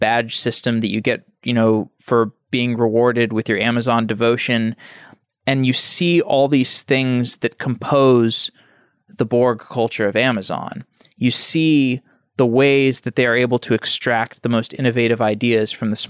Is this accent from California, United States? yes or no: no; Austin, Texas, United States; Austin, Texas.